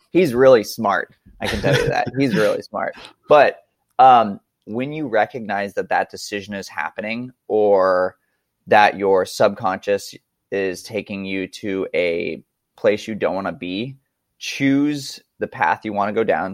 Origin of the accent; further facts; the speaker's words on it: Montana, United States; I grew up in Montana.